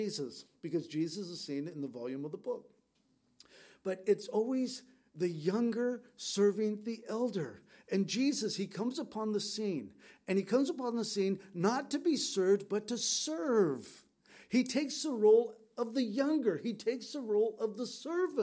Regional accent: San Diego, California, United States; We grew up in San Diego

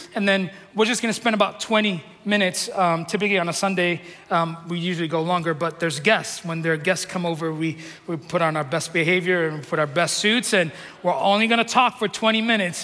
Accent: New York City, New York, United States; moved away; I'm from New York City

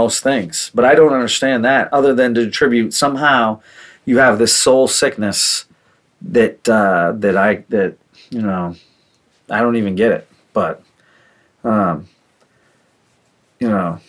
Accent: New Hampshire, United States; I grew up in New Hampshire where people hunt and we shoot guns and stuff.

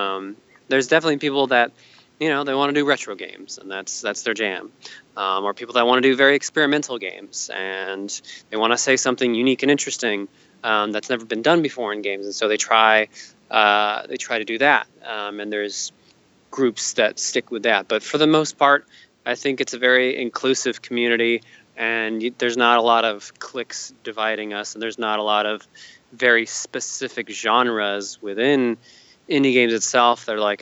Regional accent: California, United States; also born or lived in Hawaii; But I was raised here in Southern California for most of my life, so.

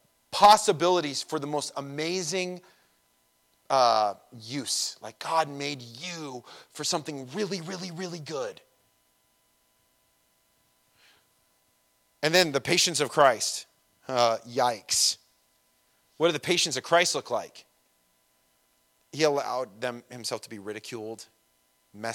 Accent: Redlands, California, United States; I'm from Redlands

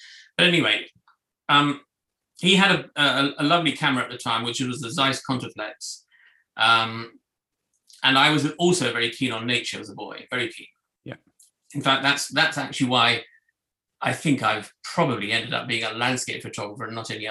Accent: Hong Kong; born there; Well, I was born in Hong Kong. My father was a prisoner of war, and so he was out there, not out of choice

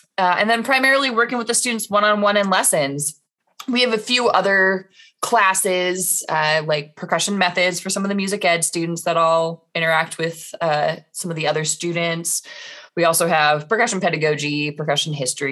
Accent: Indianapolis, Indiana, United States; moved away as an adult; also born or lived in Rochester, New York; now in Omaha, United States; I was back in Indiana for a year. That's where I grew up, west side of Indianapolis.

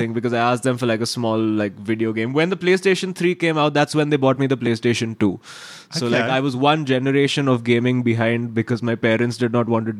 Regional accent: Mumbai, Maharashtra, India; It was actually, I think Mumbai for me, I mean, and most people from Mumbai are very biased about this.

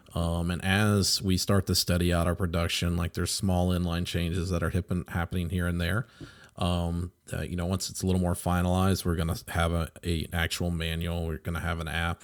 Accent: United States; we as American pilots

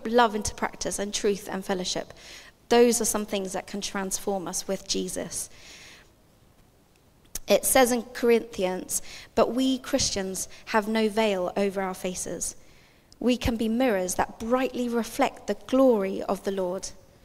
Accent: England, United Kingdom; I was born in England, but my parents are South African

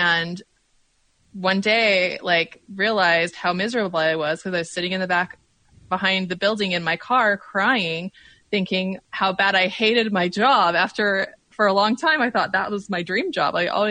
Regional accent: Utah, United States; moved away as an adult; now in Oregon, United States; I grew up in Utah, but I live in Oregon.

